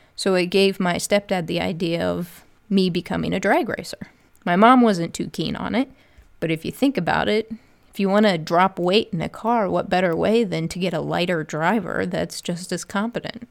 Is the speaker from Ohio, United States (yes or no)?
yes; Northeast Ohio, United States; now in Columbus, United States; I'm originally from Northeast Ohio, born and raised. I moved down to Columbus, Ohio, where I currently live and work